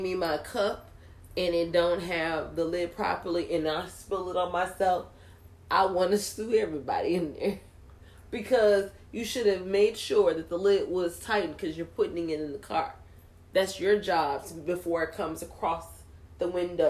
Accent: Texas, United States; I'm just from Texas.

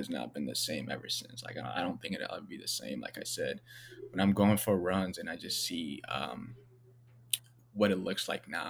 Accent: Minneapolis, Minnesota, United States; also born or lived in Ethiopia; I grew up in South Minneapolis

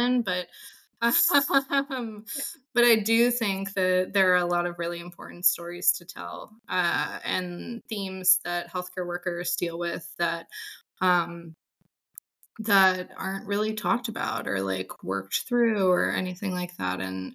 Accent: Atlanta, Georgia, United States; I am from Atlanta

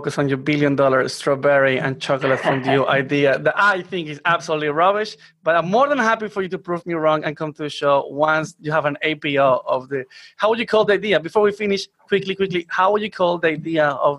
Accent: Colombia; now in Australia; I'm Colombian

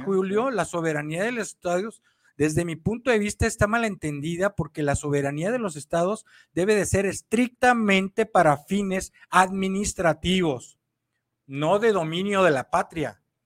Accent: Mexico; como mexicanos y pueblo de México consciente, patriota, que amamos a la patria México

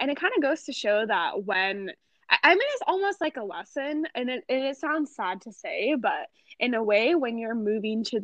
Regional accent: United States; I was born and raised in America

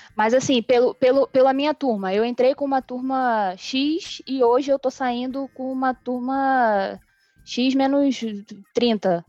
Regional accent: Brazil; eu sou brasileira

